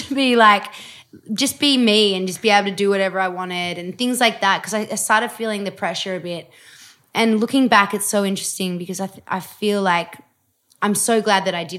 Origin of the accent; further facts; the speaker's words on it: Australia; I'm pretty Australian too. I'm like, yeah, how you going?